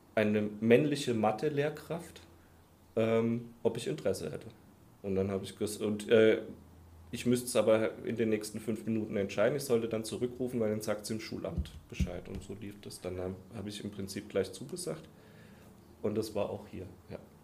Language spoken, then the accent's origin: German; Heidelberg, Baden-Württemberg, Germany; moved away as an adult; also born or lived in Koblenz / Dieburg; ich komme komm ja aus Heidelberg, da habe ich mein Abi auch gemacht aus der Ecke da unten